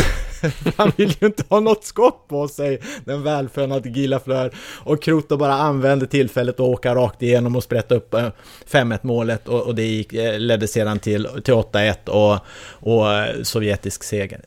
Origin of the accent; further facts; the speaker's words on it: Sweden; Som svensk